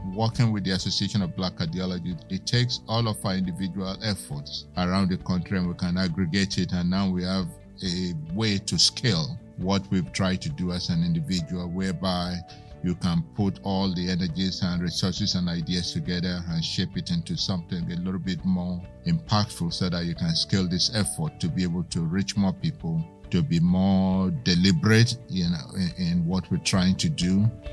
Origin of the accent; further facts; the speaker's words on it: Lagos, Nigeria; also born or lived in Macon; now in United States; I grew up in Lagos, Nigeria